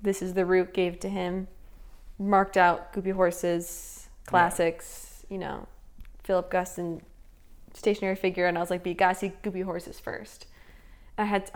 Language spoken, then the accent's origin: English; North Carolina, United States; I am from North Carolina